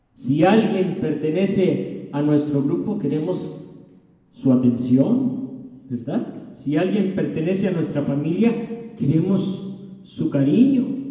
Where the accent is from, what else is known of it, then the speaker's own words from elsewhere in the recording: Mexico City, Mexico; now in Morelos, Mexico; Yo vengo del Distrito Federal